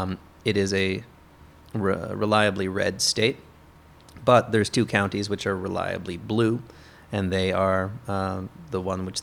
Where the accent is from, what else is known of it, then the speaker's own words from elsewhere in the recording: Kansas City, Missouri, United States; Kansas City.